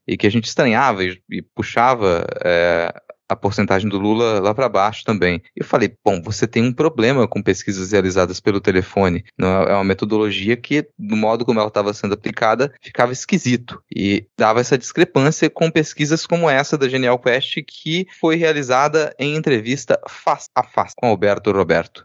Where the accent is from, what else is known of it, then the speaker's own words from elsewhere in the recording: Minas Gerais, Brazil; Tô falando mal porque eu sou de Minas